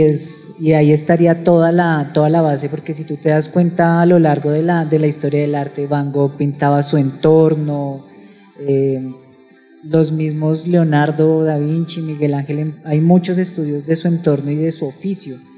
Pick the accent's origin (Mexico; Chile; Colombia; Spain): Colombia; Bogotá, Bogotá Capital District; como bogotanos muchas veces no percibimos